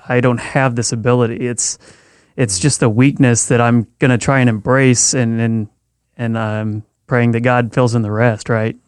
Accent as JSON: {"language": "English", "region": "Missouri", "country": "United States", "tie": "born or raised there", "moved": "as an adult", "lives_now": "California, United States", "said": "growing up in Missouri for the first 20 years of my life"}